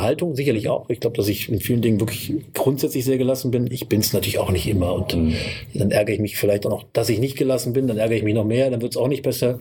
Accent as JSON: {"language": "German", "town": "Kassel", "region": "Hesse", "country": "Germany", "tie": "born or raised there", "moved": "as an adult", "lives_now": "Göttingen, Germany", "said": "ich bin gebürtiger ähm, Nordhesse, Kasseläner sozusagen, mhm. wohne seit äh, fast 20 Jahren in Göttingen und arbeite hier"}